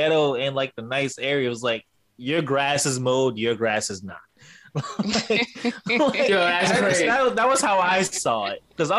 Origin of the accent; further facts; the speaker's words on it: New York City, New York, United States; now in California, United States; when I first came out to California, because growing up in New York City, where our projects are like buildings, no grass, no trees, none of that crap.